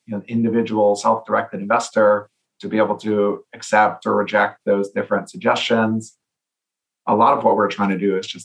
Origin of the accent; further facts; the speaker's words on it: Canada; now in California, United States; As a Canadian myself